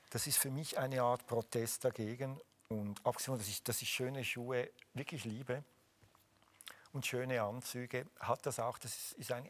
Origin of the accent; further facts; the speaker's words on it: Switzerland; aber als {S1} Schweizer muss ich Käse essen.